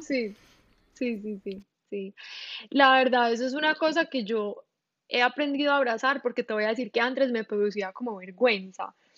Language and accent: Spanish; Medellín, Antioquia, Colombia; accent: paisa; moved away as an adult; also born or lived in Bogotá, Colombia; now in Miami, United States; Yo nací en Medellín, em, viví en Medellín como hasta los cuatro años más o menos